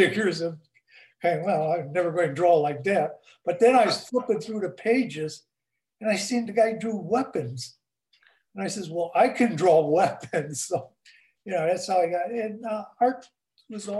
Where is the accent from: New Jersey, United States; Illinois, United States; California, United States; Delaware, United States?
Illinois, United States; Chicago; I was born in Chicago, 1941